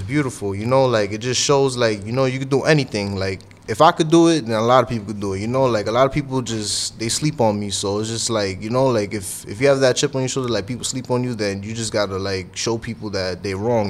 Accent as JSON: {"language": "English", "town": "New York City", "region": "New York", "country": "United States", "said": "I'm from the Bronx"}